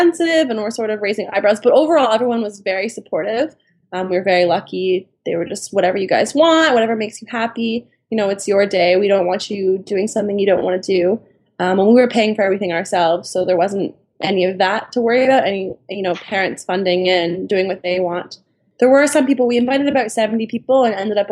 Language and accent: English; Toronto, Ontario, Canada; We're from Toronto, Canada